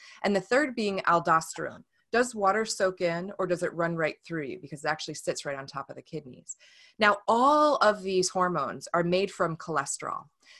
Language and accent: English; New York, United States; now in Washington, United States; It's a good thing about being a New Yorker living in Washington, at least I can own it.